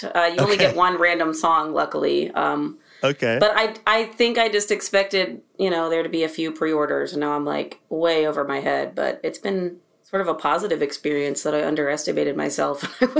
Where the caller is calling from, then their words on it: North Carolina, United States; I'm in my studio room in North Carolina.